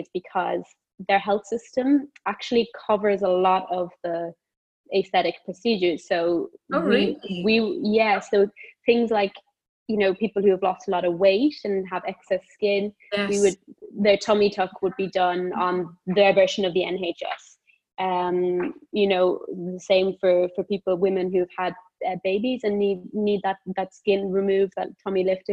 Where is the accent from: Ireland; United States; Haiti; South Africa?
Ireland; Cork, Munster; now in London, United Kingdom; I am Irish, Southern Irish, born in Cork, grew up in a big family. Yeah. In Cork.